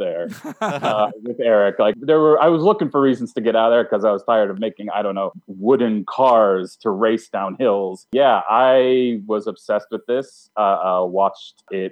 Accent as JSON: {"language": "English", "town": "Albany", "region": "New York", "country": "United States", "said": "I am from Albany"}